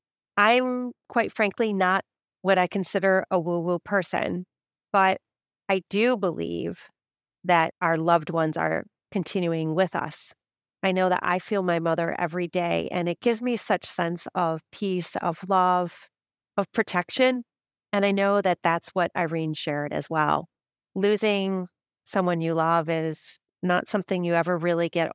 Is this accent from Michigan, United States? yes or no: yes; Michigan, United States; now in New York, United States; I grew up in Michigan